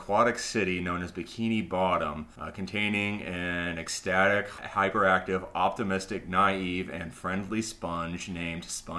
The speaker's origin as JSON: {"language": "English", "country": "United States", "said": "I'm an American millennial and a nerdy one"}